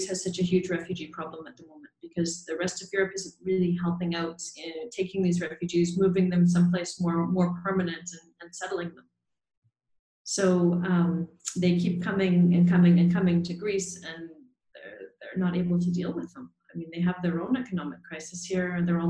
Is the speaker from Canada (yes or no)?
yes; Montreal, Quebec, Canada; I'm a doula from Montreal, Canada.